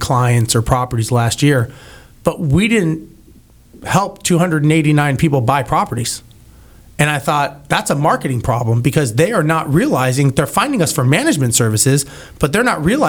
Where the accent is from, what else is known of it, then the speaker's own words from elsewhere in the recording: California, United States; now in Houston, United States; growing up in California myself